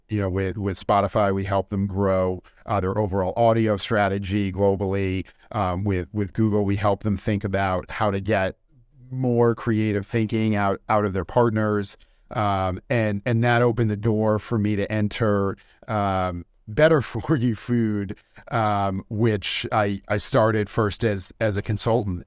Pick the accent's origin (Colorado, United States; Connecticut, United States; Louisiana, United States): Connecticut, United States; West Hartford; moved away as an adult; also born or lived in Boston / Melbourne, Australia / New York City; growing up in West Hartford